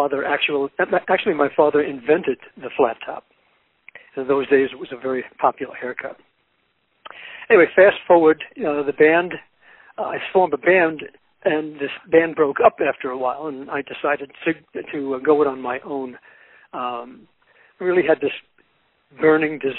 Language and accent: English; New York City, New York, United States; I was born in New York City in 1944.